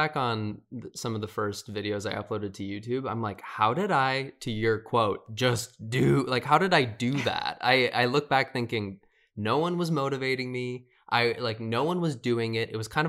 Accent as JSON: {"language": "English", "region": "Midwest", "country": "United States", "lives_now": "Los Angeles, United States", "said": "I was from the Midwest too, so no one had a fashion sense."}